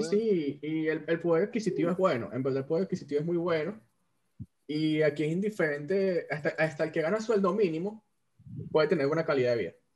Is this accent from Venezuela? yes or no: yes; Venezuela; moved away; los tres somos venezolanos y ninguno está en Venezuela